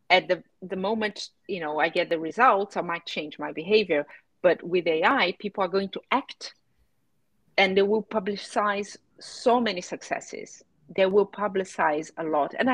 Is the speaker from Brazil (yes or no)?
yes; Brazil; now in United Kingdom; when I moved from Brazil to the UK, I was astonished and shocked by the fact that my house did not have a water meter.